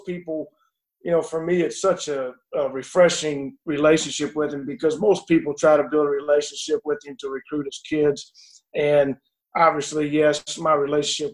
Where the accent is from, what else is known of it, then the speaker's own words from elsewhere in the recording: Lincolnton, North Carolina, United States; moved away as an adult; now in Terre Haute, United States; growing up in Lincolnton, North Carolina